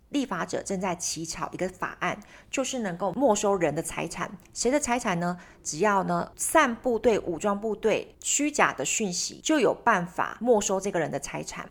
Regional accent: Taiwan; 当我们台湾人如果以后出去的时候

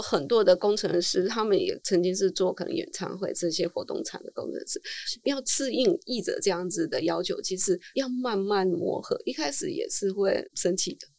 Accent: Taiwan; first language Chinese; 我们台湾人

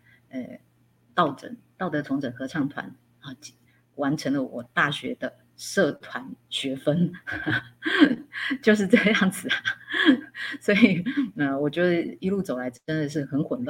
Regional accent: Hsinchu County, Taiwan; now in Taipei, Taiwan; 哎，应该这样说啦，我我我来自于新竹一个乡下的地方，一个淳朴的小女生，来到了台北啊，上了大学。

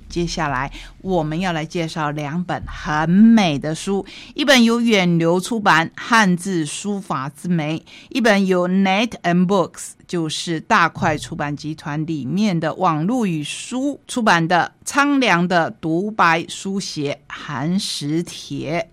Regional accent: Taitung, Taitung County, Taiwan; also born or lived in Tainan (ancestry); 我是台湾人， 我是台东人。 同时我也是台南人， 因为我的先祖是从台南学家移民过来的

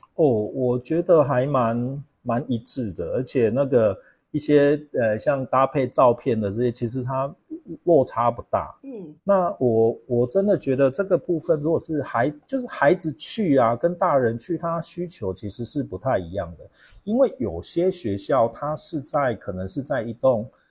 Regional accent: Kaohsiung, Taiwan; 高雄南，南部的小孩

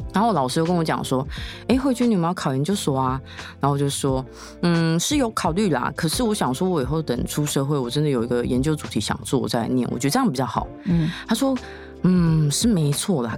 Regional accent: Tainan, Taiwan; 我不是住台北，然后我又是台南人

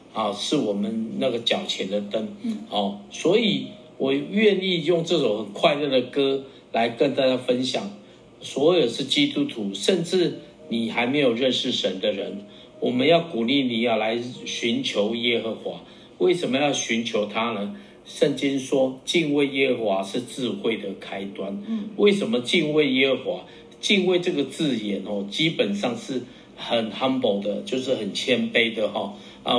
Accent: Taiwan; accent: Taiwanese Mandarin (台湾国语); 我的中文有点台湾国语

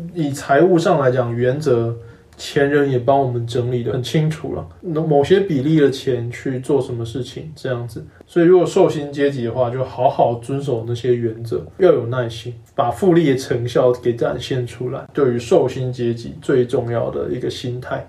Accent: Taiwan; now in Taipei, Taiwan; 我们乡下地区

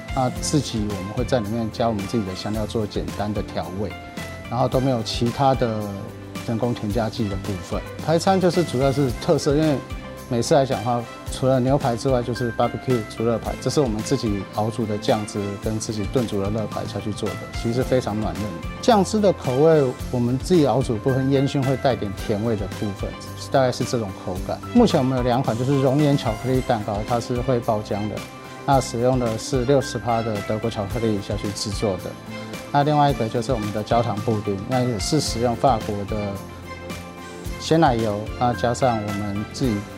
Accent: Taiwan; 其实我是台湾人

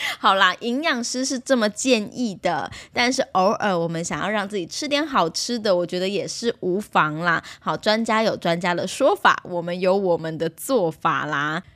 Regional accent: Taiwan; 我以前小时候是在眷村长大

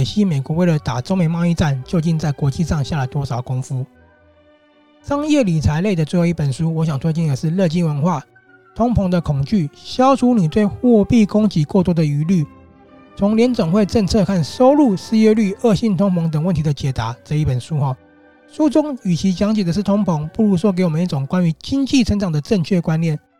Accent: Taiwan; 但看完这套书，我们真的要身为台湾人的自己拍拍手。

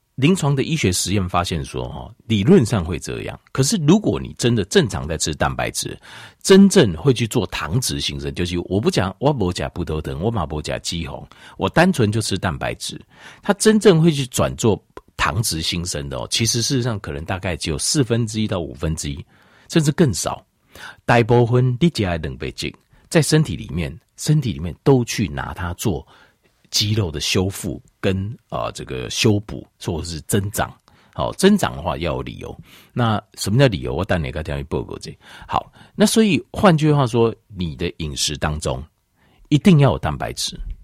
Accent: Taiwan; 我们台湾人哦， 好像是， 好像是亚洲人里面哦， 平均起来好像是运动量最少的

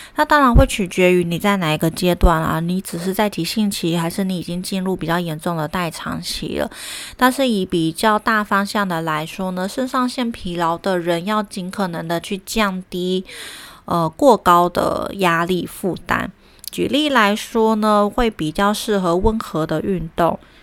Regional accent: Taiwan; moved away; also born or lived in Germany; 我刚回来台湾工作

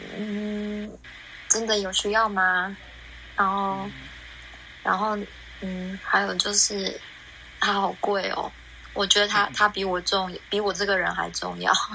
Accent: Taiwan; moved away as an adult; now in Melbourne, Australia; 我现在人在墨尔本，然后我来自台湾，在墨尔本快两年多，两年多

